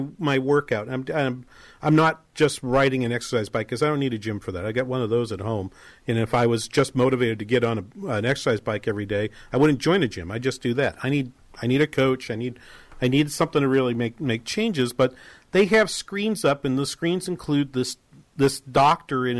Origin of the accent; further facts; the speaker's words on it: Boston, Massachusetts, United States; I grew up in New England